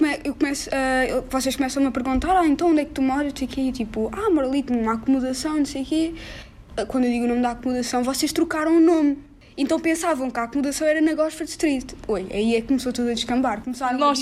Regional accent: Lisbon, Portugal; moved away as an adult; also born or lived in London; now in United Kingdom; eu sou alfacinha

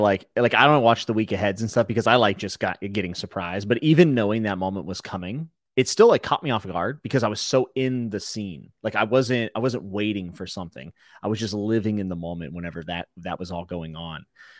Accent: West Virginia, United States; I'm from West Virginia. I can say that. I used to live there.

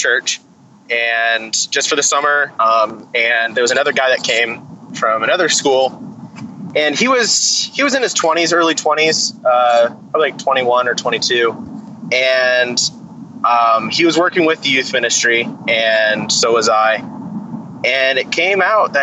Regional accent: Colorado, United States; now in Austin, Texas, United States; growing up in Colorado

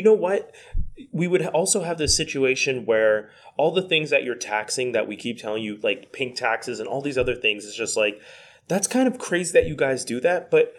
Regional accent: Quebec, Canada; We're from Quebec. We're currently in Ontario right now as we're recording this.

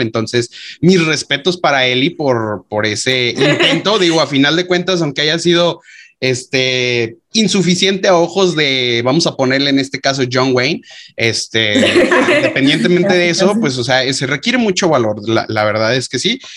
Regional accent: Mexico; nosotros como mexicanos

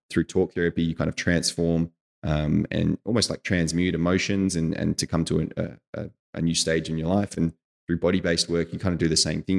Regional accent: Australia; moved away as an adult; as an Australian

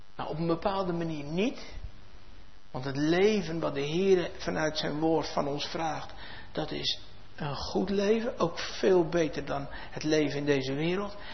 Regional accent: Netherlands; in ons vaderland

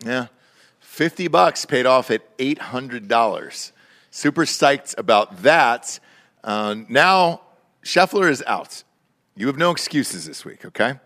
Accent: Georgia, United States; moved away; I'm from Georgia originally

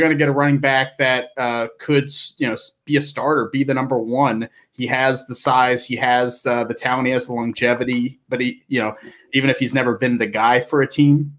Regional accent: Pittsburgh, Pennsylvania, United States; My hometown Steelers might be very interested in taking him.

